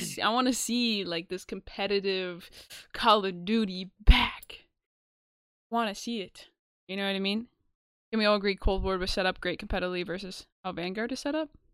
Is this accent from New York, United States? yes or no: yes; New York, United States; we're from New York